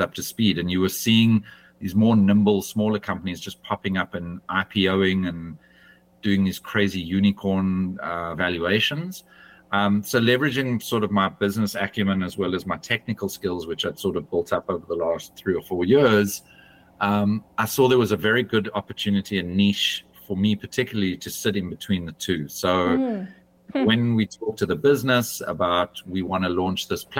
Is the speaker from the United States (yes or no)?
no; South Africa; moved away as an adult; also born or lived in United Kingdom; I left my home country of South Africa and I moved to the United Kingdom.